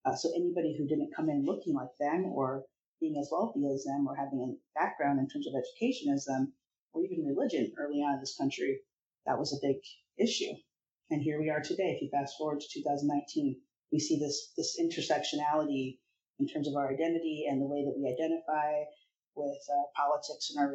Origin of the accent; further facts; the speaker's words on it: Iowa, United States; I grew up in Iowa and I'm very multicultural